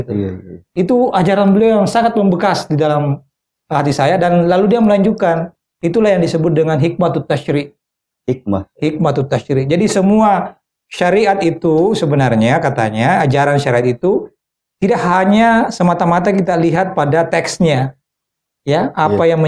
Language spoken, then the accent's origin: Indonesian; South Sulawesi, Indonesia; Eh, biasanya kalau kita lihat di rumah-rumah Bugis dan juga termasuk di kampung saya. Iya. Ya ini Bugis Makassar kan di kampung hmm. saya.